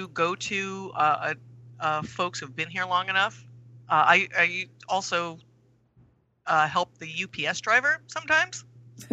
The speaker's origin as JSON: {"language": "English", "region": "New York", "country": "United States", "tie": "born or raised there", "moved": "as an adult", "lives_now": "Cordova, United States", "said": "I grew up in New York"}